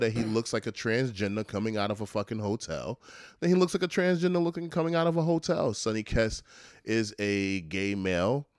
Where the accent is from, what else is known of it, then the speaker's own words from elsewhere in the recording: New York, United States; as a New Yorker